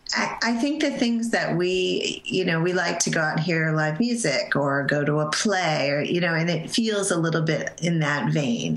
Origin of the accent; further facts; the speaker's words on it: Connecticut, United States; I was growing up in Connecticut and I lived in a very um, Italian Catholic neighborhood.